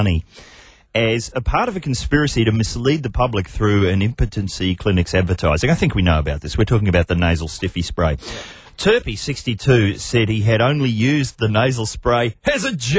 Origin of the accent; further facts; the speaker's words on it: New Zealand; moved away; they knew that I was from New Zealand.